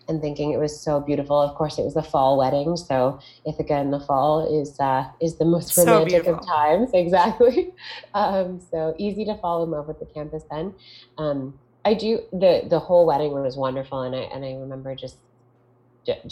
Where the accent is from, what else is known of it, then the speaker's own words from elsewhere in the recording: Toronto, Ontario, Canada; I am from Toronto, Ontario, Canada